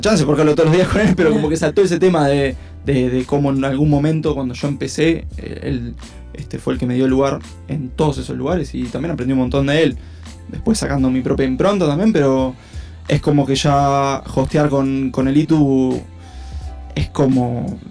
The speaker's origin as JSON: {"language": "Spanish", "country": "Uruguay", "said": "lo que tenemos este, en Uruguay"}